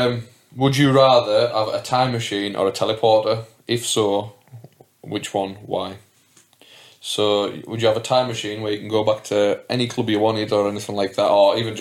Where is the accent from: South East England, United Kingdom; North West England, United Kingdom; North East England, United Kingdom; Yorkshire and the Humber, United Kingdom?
North West England, United Kingdom; Whitehaven; I'm from Whitehaven